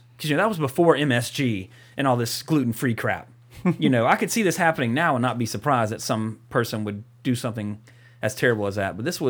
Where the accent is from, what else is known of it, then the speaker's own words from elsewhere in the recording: Walker, Louisiana, United States; my hometown of Walker, Louisiana